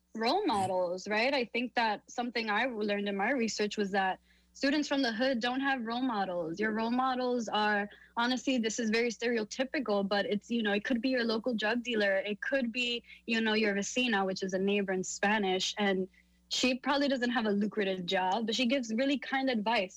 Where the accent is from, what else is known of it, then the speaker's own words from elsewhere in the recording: New York City, New York, United States; born and raised in Harlem, New York